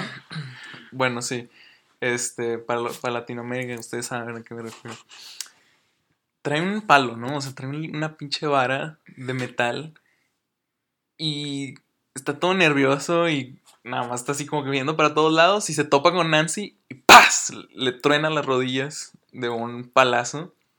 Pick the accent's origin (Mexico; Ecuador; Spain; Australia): Mexico; yo soy mexicano